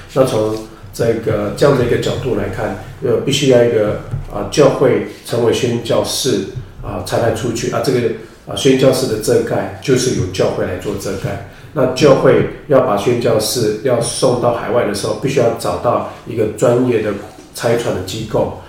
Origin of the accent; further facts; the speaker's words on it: Mayuan village, Hualien County, Taiwan; 我是花莲人，啊，马远部落，啊，布农族。那我是在，呃，零五年的时候，呃，回应呼召，啊，成为全职的传道人